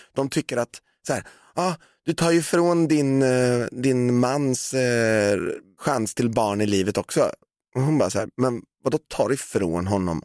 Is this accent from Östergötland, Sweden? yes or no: yes; Valdemarsvik, Östergötland, Sweden; now in Stockholm, Sweden; när jag växte upp i Valdemarsvik